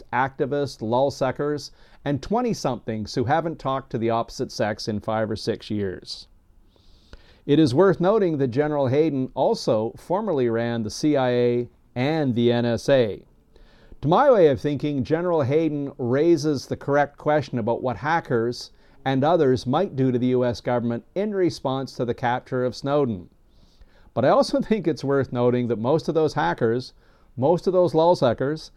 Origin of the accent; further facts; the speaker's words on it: Canada; As a Canadian who has served alongside U.S. forces overseas